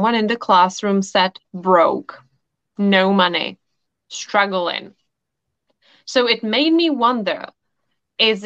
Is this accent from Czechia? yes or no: yes; Czechia; I come from the Czech Republic. So I studied in Prague at a university.